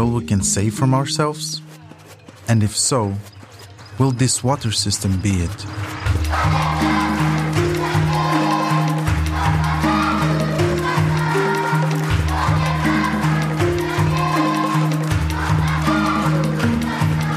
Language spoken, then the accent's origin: English; Luanda, Luanda Province, Angola; I grew up in Luanda, Angola's capital, where we were raised with Portuguese